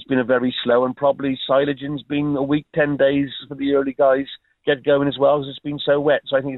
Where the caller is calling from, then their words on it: Wales, United Kingdom; Yeah, I'm actually speaking from North Wales today.